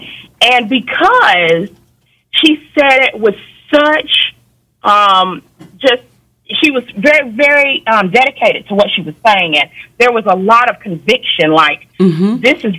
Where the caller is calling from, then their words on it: Georgia, United States; I'm calling from Georgia.